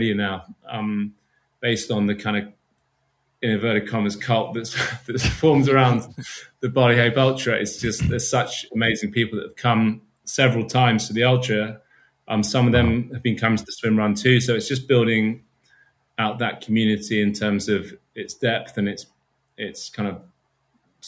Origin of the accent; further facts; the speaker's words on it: United Kingdom; being a Brit